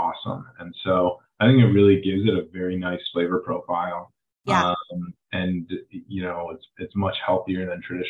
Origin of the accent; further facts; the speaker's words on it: Cleveland, Ohio, United States; now in Los Angeles, United States; I grew up in Cleveland